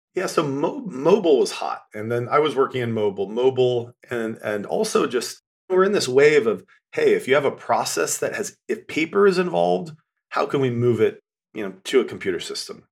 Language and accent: English; western Nebraska, United States; moved away; I'm from a kinda cowboy town in western Nebraska. Grew up very, very different life than I'm living now